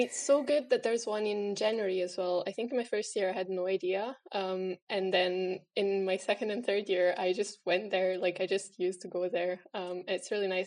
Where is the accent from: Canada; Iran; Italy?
Italy; moved away as an adult; now in Aberdeen, United Kingdom; I'm originally from Italy. I've been in Aberdeen for four years now.